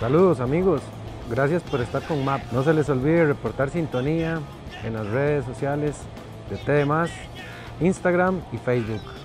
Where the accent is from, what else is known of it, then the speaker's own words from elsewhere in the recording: Costa Rica; cuando vos decís que, que vos sos de Costa Rica